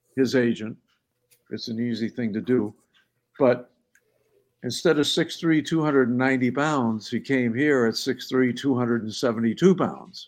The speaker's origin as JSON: {"language": "English", "region": "New Hampshire", "country": "United States", "tie": "born or raised there", "said": "I was born and raised in New Hampshire"}